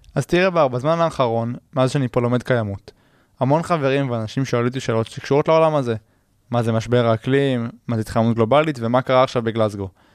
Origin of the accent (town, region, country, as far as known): Israel